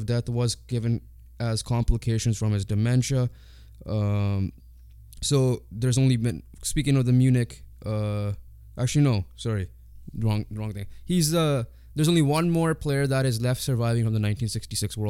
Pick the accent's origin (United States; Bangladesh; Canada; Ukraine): Canada; being Canadian